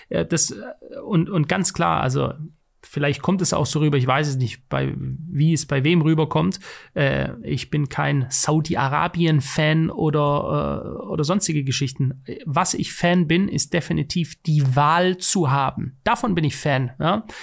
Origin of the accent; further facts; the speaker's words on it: Switzerland; ich will es in der Schweiz, wo ich noch als Schweizer Bürger mitbestimmen kann